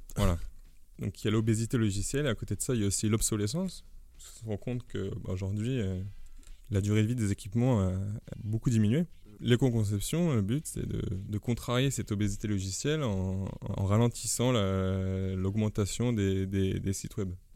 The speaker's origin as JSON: {"language": "French", "country": "France", "said": "en tant que Français"}